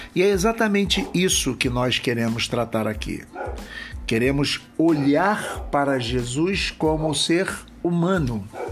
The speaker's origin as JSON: {"language": "Portuguese", "region": "Rio de Janeiro", "country": "Brazil", "said": "sou da cidade do Rio de Janeiro"}